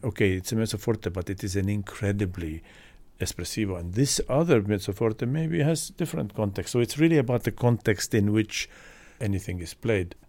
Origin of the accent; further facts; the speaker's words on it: Estonia; moved away; Growing up in Estonia, which at that time was part of Soviet Union